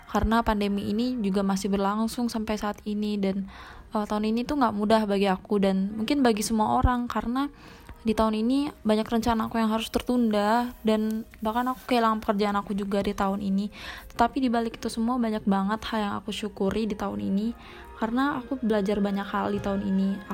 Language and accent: Indonesian; Palembang, South Sumatra, Indonesia; aku dari Palembang. Salam kita Galo.